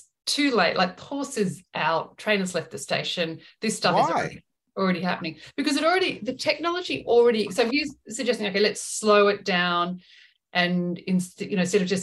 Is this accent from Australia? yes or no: yes; Australia; us being Australian